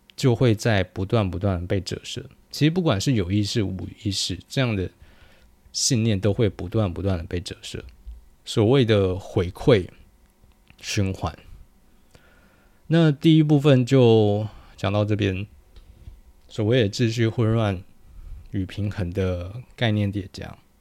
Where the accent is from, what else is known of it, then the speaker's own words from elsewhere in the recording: New Taipei, Taiwan; 我是在很猛的新北长大